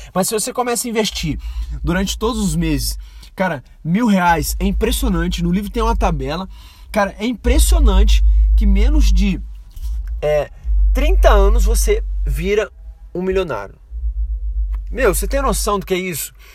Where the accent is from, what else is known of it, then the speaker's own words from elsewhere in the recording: Brazil; sou brasileiro